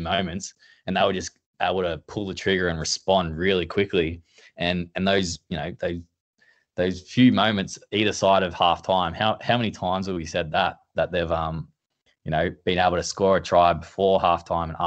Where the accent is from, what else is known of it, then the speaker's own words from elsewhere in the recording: Australia; as an Aussie, you know, an Aussie fan